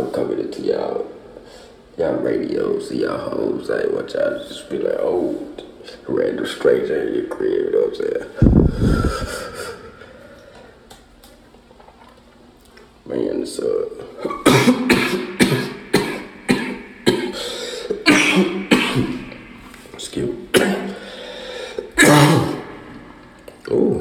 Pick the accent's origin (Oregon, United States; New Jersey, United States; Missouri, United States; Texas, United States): Texas, United States; Houston; also born or lived in Atlanta; I'm from Houston, Texas. Matter of fact, A-Leaf, Texas, you feel me? You know, born and raised where it's always hot